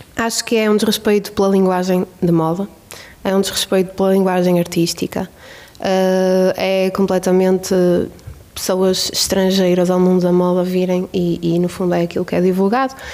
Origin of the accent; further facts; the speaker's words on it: Bairrada, Centro, Portugal; Eu cresci numa, numa família, na Bairrada